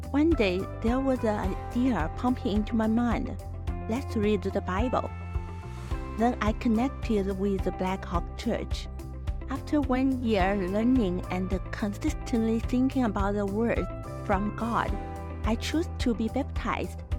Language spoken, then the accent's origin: English; China; English is a second language; moved away as an adult; also born or lived in Kansas; now in United States; Uh, I'm from China.